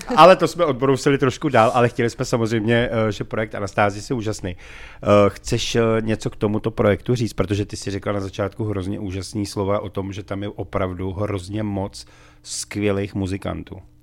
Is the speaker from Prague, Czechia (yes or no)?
yes; Prague, Czechia; já jsem sice Pražák